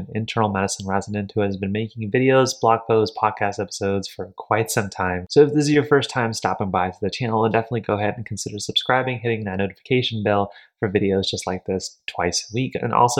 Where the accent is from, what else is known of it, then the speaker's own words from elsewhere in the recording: India; born there; moved away; I was born in India, came here, and the first job that my parents could think of me wanting to become